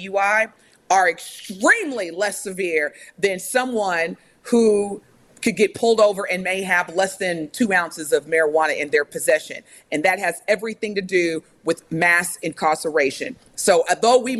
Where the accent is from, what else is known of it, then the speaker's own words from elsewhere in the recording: Evansville, Indiana, United States; now in Wisconsin, United States; I grew up in Evansville, Indiana